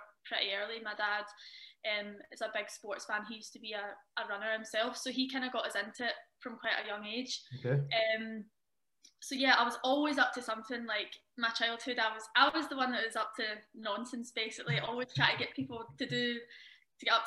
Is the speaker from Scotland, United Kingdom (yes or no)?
yes; Glasgow, Scotland, United Kingdom; moved away as an adult; also born or lived in Milton of Campsie; now in France; I was born in Glasgow and I lived 20 years there before I moved. So, yeah, I lived in a small village just outside Glasgow called Milton Campsie